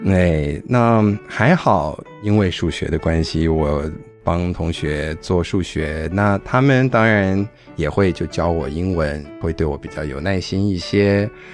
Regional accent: New York suburbs, United States; accent: American-sounding (people think he is ABC); first language Chinese; also born or lived in Taiwan; 我们当初搬去纽约的那一个郊区，它算是纽约市区，但比较远一点点哦

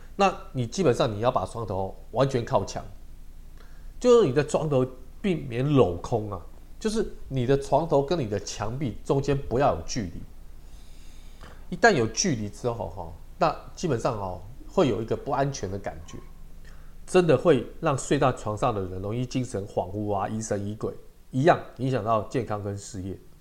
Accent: Taiwan; 我们中国人跟台湾人

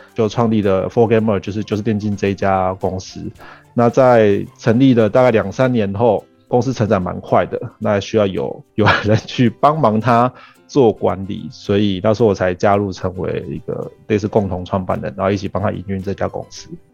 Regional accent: Argentina; now in Taiwan; 我是在阿根廷长大的，然后我们家也都是一直是做跟创业或者是做生意相关的

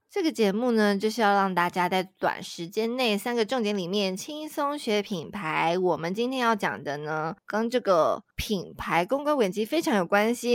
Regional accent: Tainan, Taiwan; 台南人真的不背这个锅

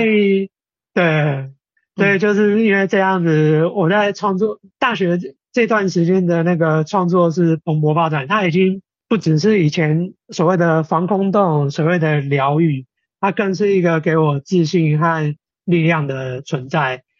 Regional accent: Taiwan; 我们台湾人啊，非常喜欢有招财啊，纳福这种意涵的植物

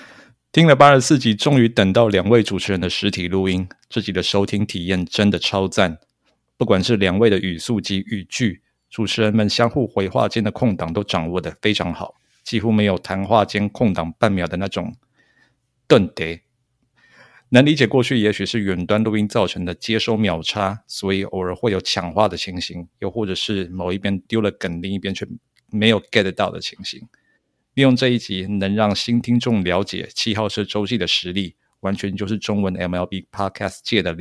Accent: Tainan, Taiwan; 我这个土生土长的台南东区人会去，而且小时候还很爱去。

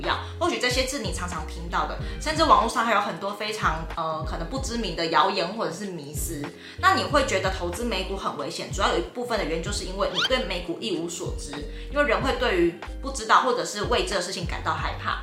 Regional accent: Taiwan; 我们台湾人

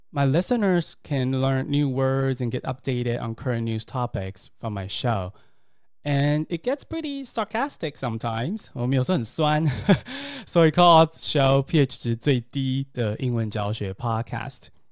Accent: Taiwan; English is a second language; I learned English in Taiwan

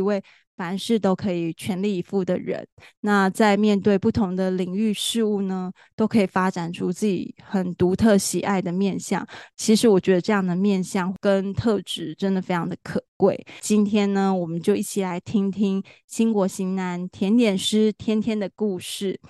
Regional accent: Taichung, Taiwan; 我自己本身是台中人

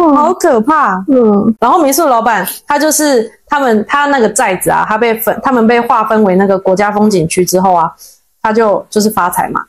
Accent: Taiwan; accent: Taiwanese accent; 我是台湾人

